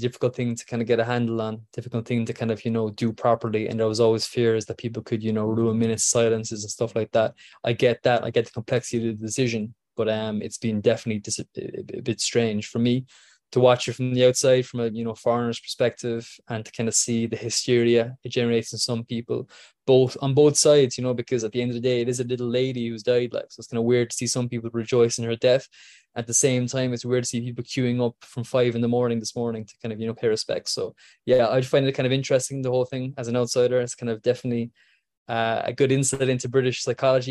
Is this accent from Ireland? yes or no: yes; Ireland; I'm Irish